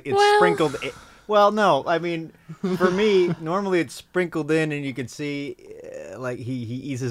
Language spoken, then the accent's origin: English; Midwest, United States; I'm from the Midwest, too.